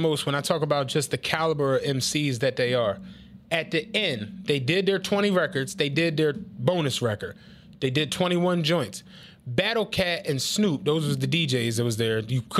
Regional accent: Penrose, United States; Carl always likes dissing the fact that I'm from Penrose, as if that's the reason why I'm saying what I'm saying.

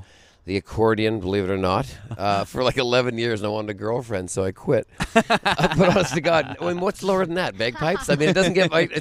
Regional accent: Vancouver, British Columbia, Canada; moved away as an adult; now in Las Vegas, United States; I'm from Canada, so Vancouver

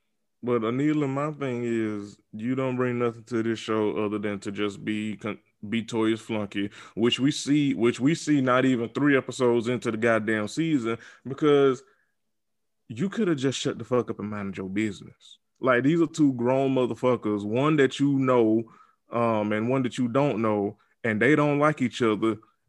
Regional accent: the South, United States; Because listen, I'm from the South.

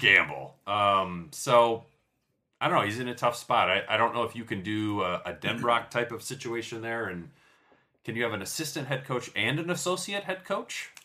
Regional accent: Michigan, United States; growing up in Michigan

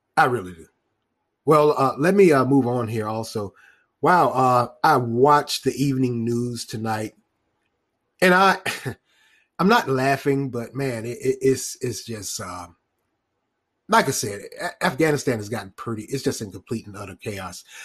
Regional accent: Raleigh, North Carolina, United States; born or raised there

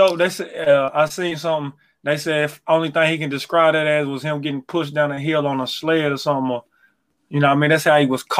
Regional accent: the South, United States; I'm from the South. … from the South.

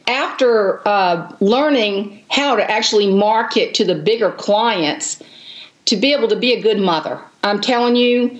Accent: the Low Country, South Carolina, United States; I grew up in the Low Country, and now I live in this little teeny town in the middle of South Carolina, but it's sweet.

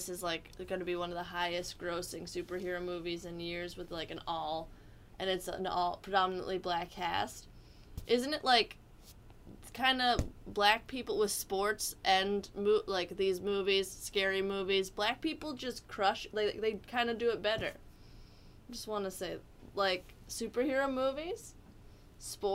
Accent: New Jersey, United States; I'm from New Jersey

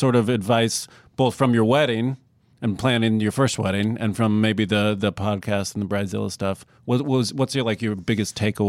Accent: Iowa, United States; now in Los Angeles, United States; I'm from Iowa.

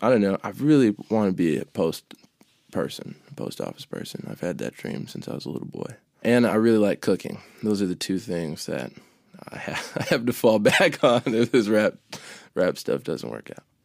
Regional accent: Maine, United States; born or raised there; also born or lived in Chicago, Illinois

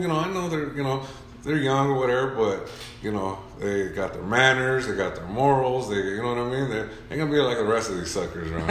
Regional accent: Orange, California, United States; also born or lived in Santa Ana, California; I was raised in Orange for the most part

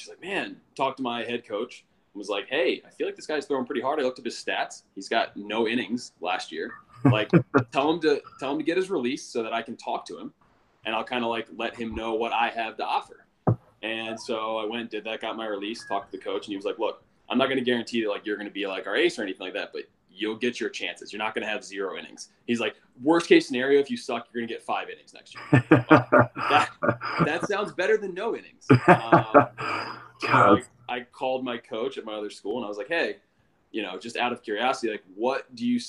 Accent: Carroll County, Maryland, United States; also born or lived in Baltimore, Maryland; I grew up in Carroll County, which is like 45 minutes northwest of Baltimore City.

